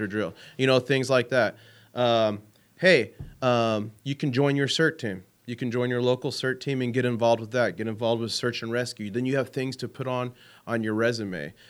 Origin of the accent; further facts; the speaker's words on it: San Diego, California, United States; moved away as an adult; now in Saudi Arabia; I grew up in San Diego